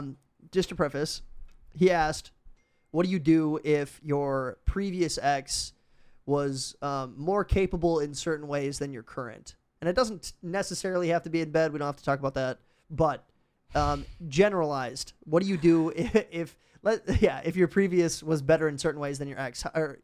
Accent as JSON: {"language": "English", "region": "Missouri", "country": "United States", "said": "No, I'm from Missouri, so."}